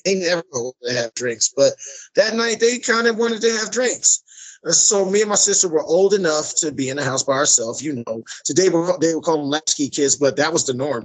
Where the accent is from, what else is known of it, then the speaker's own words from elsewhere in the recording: Trenton, New Jersey, United States; I'm born and raised in Mercer County, Trenton, New Jersey